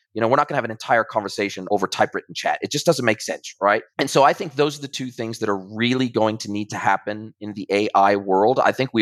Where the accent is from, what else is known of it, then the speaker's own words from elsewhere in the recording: United States; also born or lived in New Zealand; now in Ajijic, Mexico; I'm originally from America, but then I moved to New Zealand